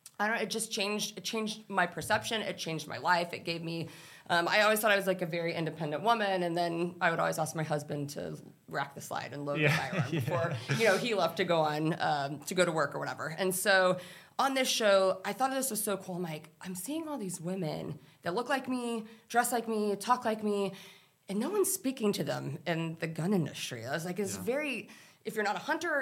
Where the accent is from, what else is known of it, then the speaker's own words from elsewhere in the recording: Texas, United States; I grew up in Texas